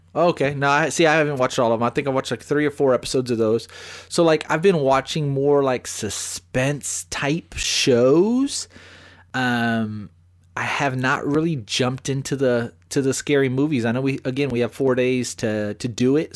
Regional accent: Bastrop, Texas, United States; now in San Antonio, United States; I'm from Smithville and Bastrop.

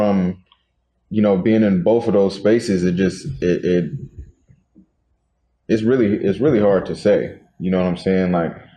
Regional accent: Seattle, Washington, United States; I'm from the Central District

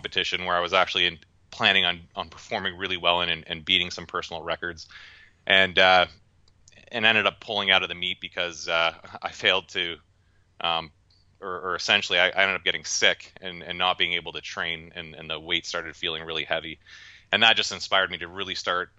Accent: Canada; now in United States; I grew up north in Canada

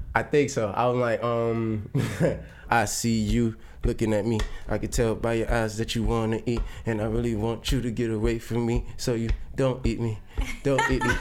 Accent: New York City, New York, United States; I was a kid from Brownsville

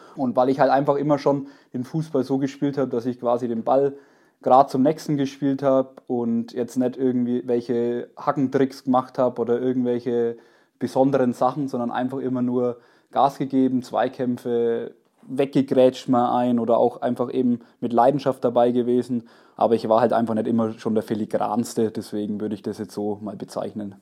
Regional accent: Allersberg, Bavaria, Germany; ich habe in Allersberg gewohnt

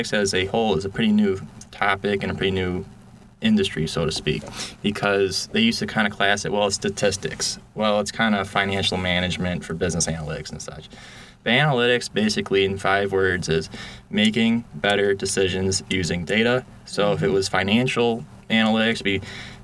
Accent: Syracuse, New York, United States; I was born and raised in Syracuse

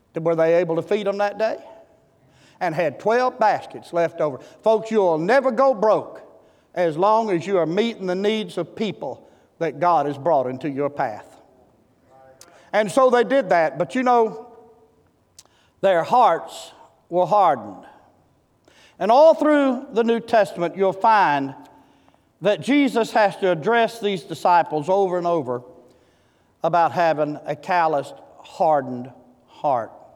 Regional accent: Seed Tick, Texas, United States; I'm from Seed Tick, Texas.

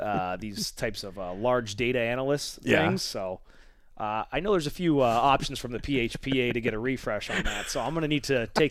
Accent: British Columbia, Canada; Like, I've always had to play a lot of my hockey growing up in British Columbia, driving that 2.5 hours to Vancouver, and played a lot there.

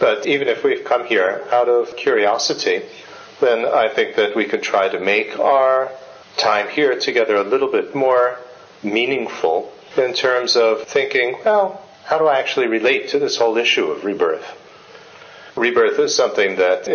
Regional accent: United States; moved away as an adult; also born or lived in India; I was born in the United States in a family that had absolutely zero interest in anything Asian.

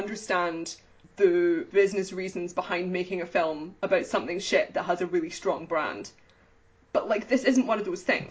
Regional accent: United Kingdom; as a British person

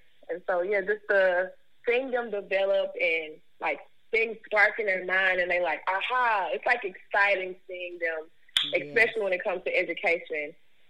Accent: Memphis, Tennessee, United States; And I've grown up a little bit of everywhere. But right now I'm in Cordova. I graduated from Cordova High School.

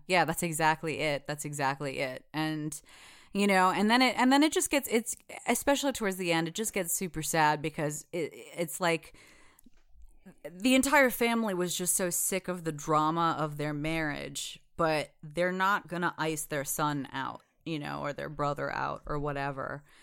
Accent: United States; I was born in the United States

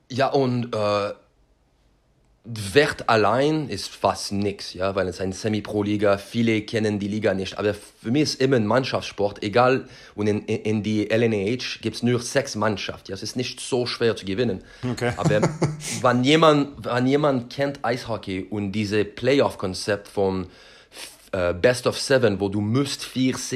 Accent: Quebec, Canada; German is a second language; das erinnert mich an, an meine Heimat ähm, in Quebec.

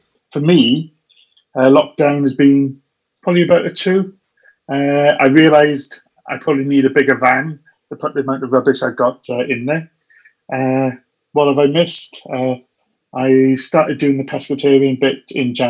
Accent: Wales, United Kingdom; I'm a Welshman

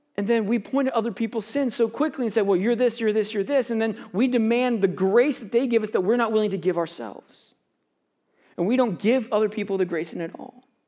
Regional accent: Florida, United States; now in Canada; I grew up in Florida

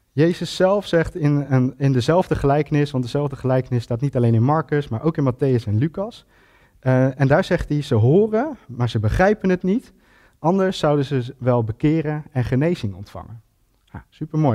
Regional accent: Ede, Gelderland, Netherlands; En ik ben geboren en getogen Edenaar.

